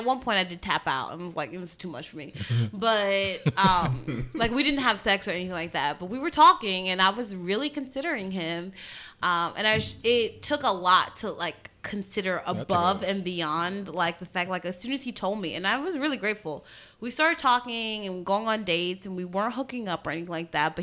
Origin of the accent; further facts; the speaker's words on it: Trinidad & Tobago; I'm from Trinidad, or my family's from Trinidad